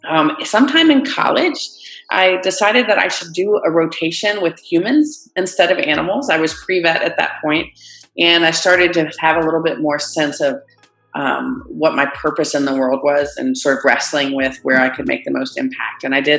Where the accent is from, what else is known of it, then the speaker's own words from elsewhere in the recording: Greensboro, North Carolina, United States; I am a North Carolina native. I grew up in Greensboro, and sort of embarrassingly, I've spent my whole life in different parts of North Carolina